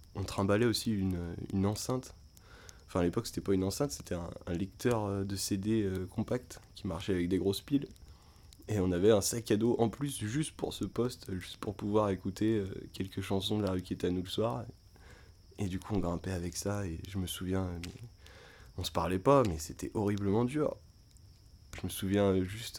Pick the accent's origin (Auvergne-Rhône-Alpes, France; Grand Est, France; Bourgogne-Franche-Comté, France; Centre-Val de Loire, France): Auvergne-Rhône-Alpes, France; Beaujolais; on vient du Beaujolais